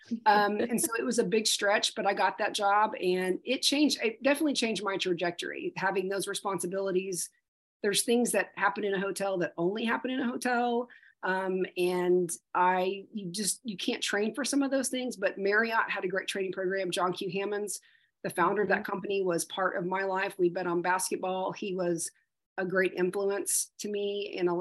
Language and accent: English; Yukon, Oklahoma, United States; I am a native fifth generation Oklahoman, and I grew up in Yukon, America